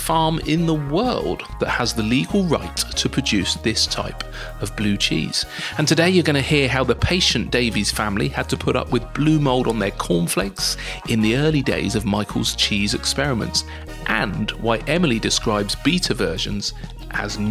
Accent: Dorset, South West England, United Kingdom; I'm from Dorset

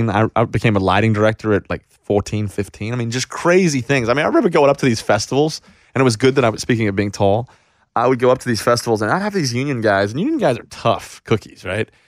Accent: Australia; accent: Australian; my accent has been very compromised now, but very Australian.

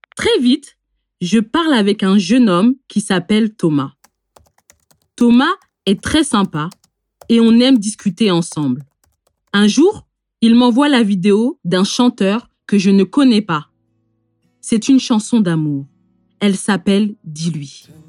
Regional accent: France; born or raised there

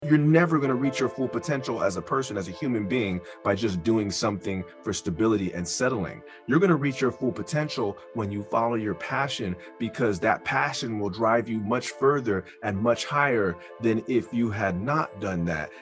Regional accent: San Francisco, California, United States; I am born and raised in San Francisco, California. I grew up in the Mission District

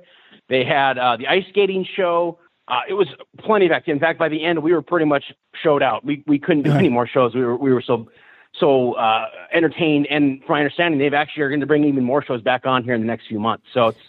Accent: Las Vegas, Nevada, United States; also born or lived in Reno; I grew up in Vegas.

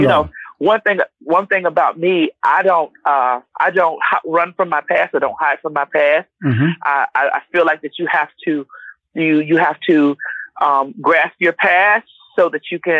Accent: Miami, Florida, United States; now in Conyers, United States

